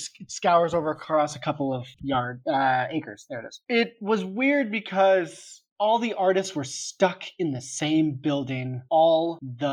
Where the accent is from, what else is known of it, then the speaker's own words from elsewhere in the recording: San Diego, California, United States; moved away as an adult; I was from San Diego